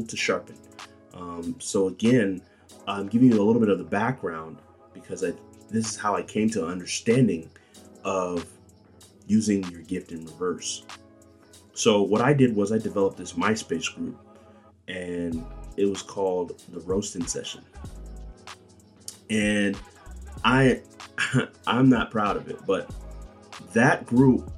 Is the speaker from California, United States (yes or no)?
yes; Bakersfield, California, United States; my hometown, Bakersfield, California